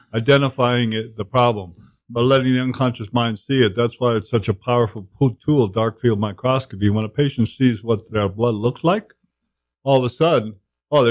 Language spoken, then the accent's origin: English; Cape Cod, Massachusetts, United States; I grew up in Cape Cod.